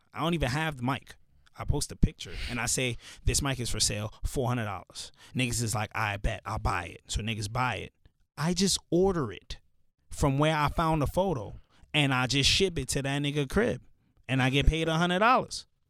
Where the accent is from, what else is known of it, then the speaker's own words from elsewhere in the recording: New York City, New York, United States; also born or lived in Pennsylvania; I grew up in the hood, like I grew up in Canarsie